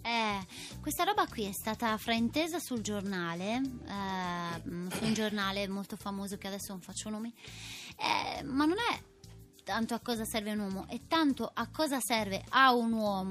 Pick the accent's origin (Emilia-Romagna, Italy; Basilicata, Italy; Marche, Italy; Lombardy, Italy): Basilicata, Italy; also born or lived in Genoa; io sono nata a Genova, ma ci sono rimasta per sei giorni, poi mi sono trasferita subito in Basilicata con i miei genitori in campagna